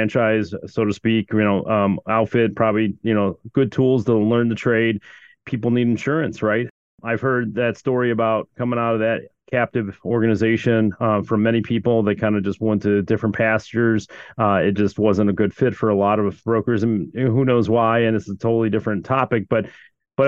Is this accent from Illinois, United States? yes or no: yes; Chicago, Illinois, United States; I've heard that about the city of Chicago, because that's where I'm from